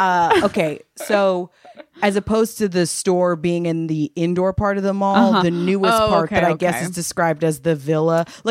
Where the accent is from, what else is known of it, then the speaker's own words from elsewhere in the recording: California, United States; because we're all from California, that it's way more common for us that like you just went to the movies to do that because we didn't have basements.